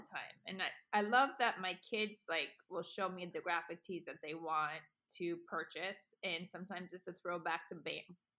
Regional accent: Colorado, United States; I grew up in Colorado for a long time

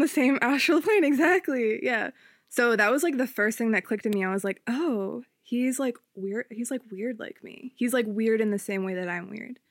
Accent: Upper Darby, Pennsylvania, United States; I'm from Upper Darby

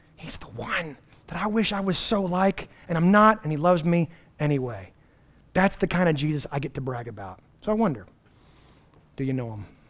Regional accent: United States; as American Western Christians

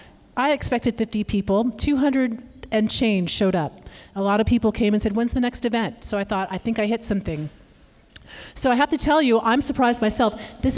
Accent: Sacramento, California, United States; moved away as an adult; I grew up in Sacramento, actually, in Carmichael. I went to Rio Americano, I think like one of our panelists here, go Raiders. But at age 18, I was done with this place. It was boring, cowtown.

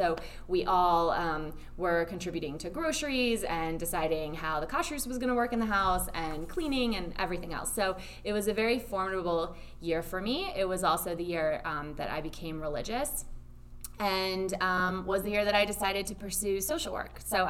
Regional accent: Lexington, Kentucky, United States; also born or lived in New York; now in Atlanta, United States; I grew up in Lexington, Kentucky

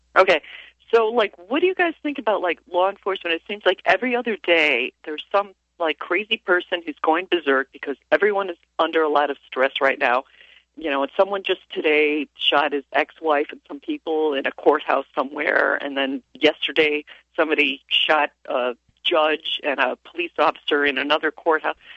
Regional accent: Chicago, Illinois, United States; now in Ithaca, United States; I'm from Chicago

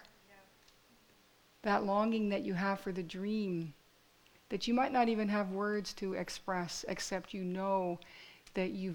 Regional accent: Fort Erie, Ontario, Canada; my story is that I grew up in Fort Erie, right? I grew up in this little town

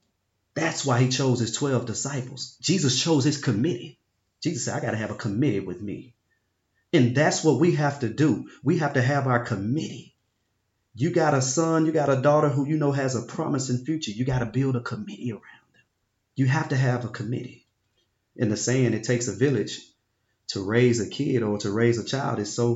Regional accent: Binghamton, New York, United States; I grew up in Binghamton. I loved to play basketball. All I wanted to do was get my grandparents and my mom out of Binghamton.

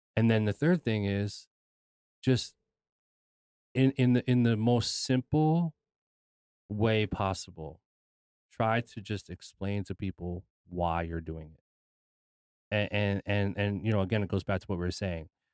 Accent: United States; I was born in America, but I'm Filipino

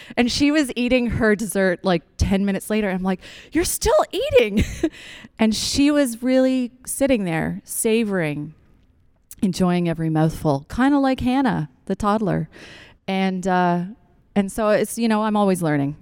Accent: Newfoundland and Labrador, Canada; now in Ontario, Canada; I'm from Newfoundland. We grow root vegetables.

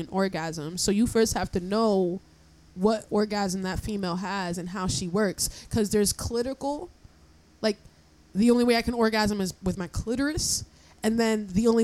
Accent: Paterson, New Jersey, United States; I'm from Patterson

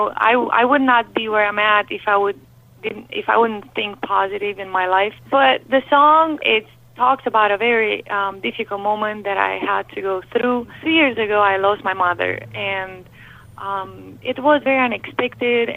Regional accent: Romania; English is a second language; now in United States; my English wasn't quite good. As you can hear, I have an accent. So I came from Romania

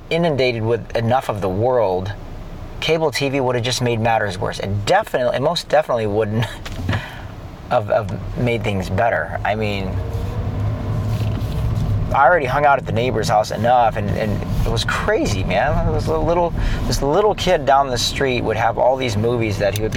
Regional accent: San Clemente, California, United States; we grew up in San Clemente, California.

